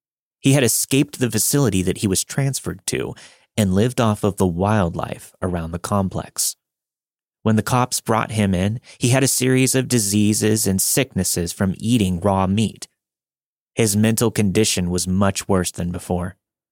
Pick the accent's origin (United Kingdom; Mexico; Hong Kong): Mexico; now in Salt Lake City, United States; I'm originally from Mexico and moved to Salt Lake City, Utah back in 1998.